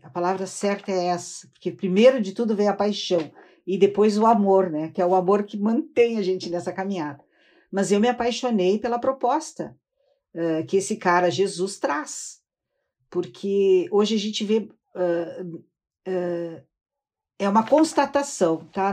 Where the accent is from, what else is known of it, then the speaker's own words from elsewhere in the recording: Rio Grande, Rio Grande do Sul, Brazil; eu sou do estado do Rio Grande do Sul. Uh, eu nasci na cidade de Rio Grande